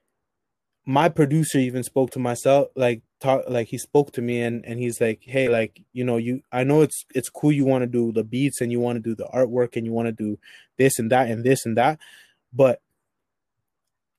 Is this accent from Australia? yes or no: no; Toronto, Ontario, Canada; I was born in Toronto